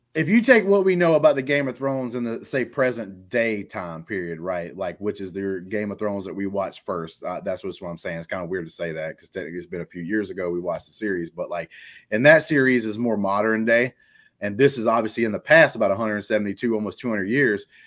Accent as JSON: {"language": "English", "region": "Alabama", "country": "United States", "said": "I'm from Alabama"}